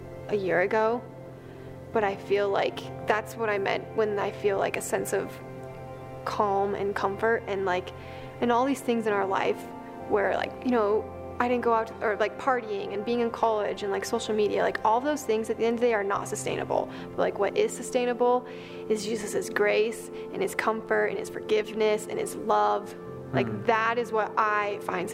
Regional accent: Boulder, Colorado, United States; I'm from Boulder.

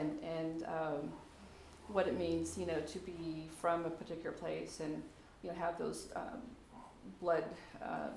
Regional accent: Anchorage, Alaska, United States; I was raised in Anchorage and wasn't born in Alaska

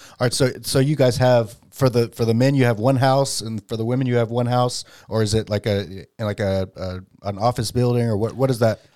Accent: Dallas, Texas, United States; I grew up in Dallas.

